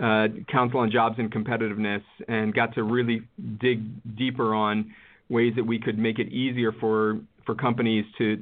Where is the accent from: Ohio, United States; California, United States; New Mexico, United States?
Ohio, United States; Cleveland; my hometown of Cleveland